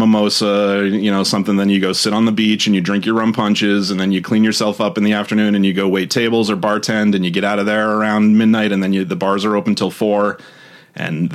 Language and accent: English; Maine, United States; moved away as an adult; also born or lived in Key West, Florida; now in Los Angeles, United States; I'm originally from Maine, and I lived there all my life until about 27